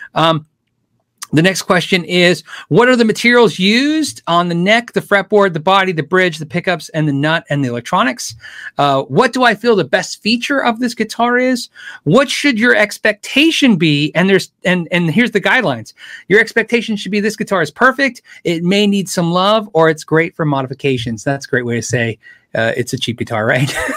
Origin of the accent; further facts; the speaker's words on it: Tucson, Arizona, United States; moved away as an adult; I was a kid from Tucson